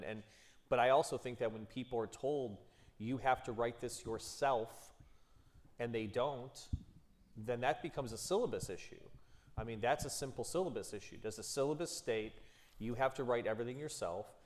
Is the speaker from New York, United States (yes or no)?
no; Cleveland Heights, Ohio, United States; I'm from Cleveland Heights